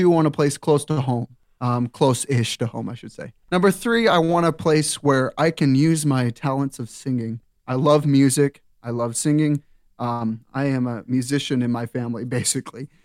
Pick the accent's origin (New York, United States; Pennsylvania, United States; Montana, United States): Montana, United States; Eastern; moved away as an adult; now in Hayden, Idaho, United States; grew up in Eastern Montana, uh, where the churches are small